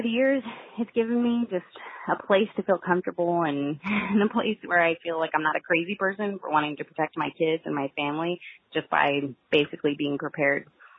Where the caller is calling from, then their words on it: Magnolia, Texas, United States; Hi, Jack. This is …. I'm calling from Magnolia, Texas.